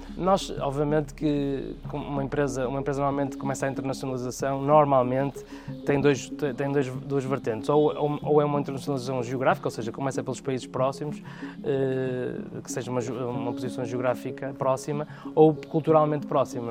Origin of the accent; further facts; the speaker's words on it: Porto, Norte, Portugal; nasci no Porto